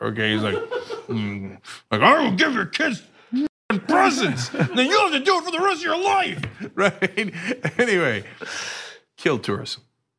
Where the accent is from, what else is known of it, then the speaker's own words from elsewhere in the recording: Turkey; now in United States; I grew up in Turkey